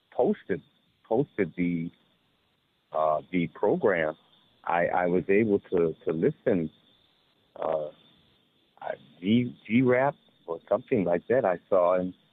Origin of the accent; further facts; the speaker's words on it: San Francisco, California, United States; I'm from San Francisco